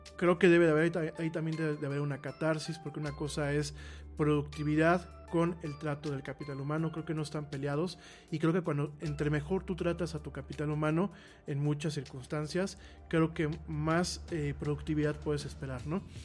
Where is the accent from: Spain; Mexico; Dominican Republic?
Mexico; a los mexicanos nos ha faltado un poco eso